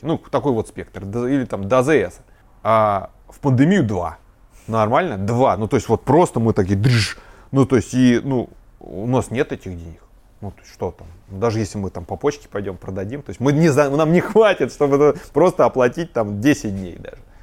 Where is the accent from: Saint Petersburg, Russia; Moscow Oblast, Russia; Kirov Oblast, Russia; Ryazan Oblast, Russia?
Ryazan Oblast, Russia; Ryazan; born or raised there